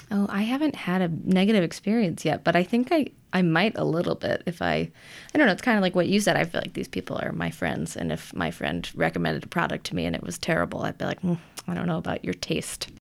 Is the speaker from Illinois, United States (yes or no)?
yes; Illinois, United States; my home state